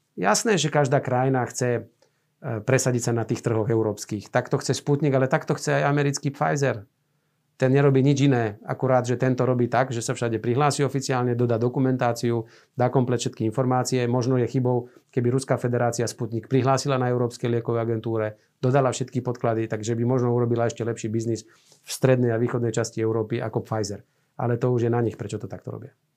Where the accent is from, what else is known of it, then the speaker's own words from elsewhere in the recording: Banská Bystrica, Banská Bystrica Region, Slovakia; ja som z Banskej Bystrice